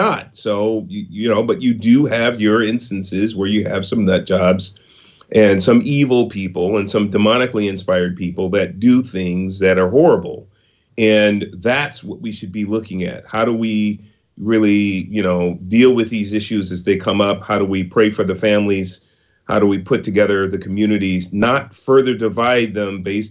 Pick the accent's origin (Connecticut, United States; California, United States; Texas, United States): California, United States; San Francisco; I was born in Project Housing in San Francisco, Hunters Point, and in the 60s. I was raised in a lower middle class neighborhood in San Francisco